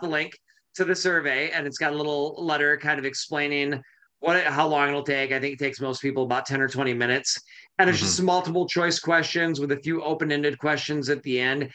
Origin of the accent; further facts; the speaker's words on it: Michigan, United States; now in Portland, United States; My hometown was Michigan